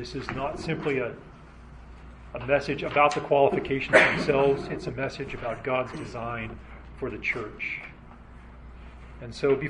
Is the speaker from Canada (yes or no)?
no; Nigeria; born there; My parents were missionaries in Africa, and I was born in Nigeria.